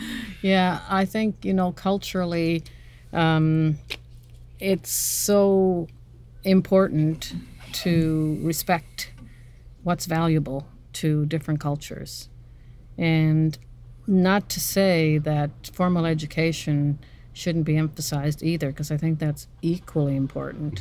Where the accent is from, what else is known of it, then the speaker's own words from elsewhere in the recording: North West River, Newfoundland and Labrador, Canada; moved away as an adult; now in Norris Point, Canada; I'm from Northwest River, Labrador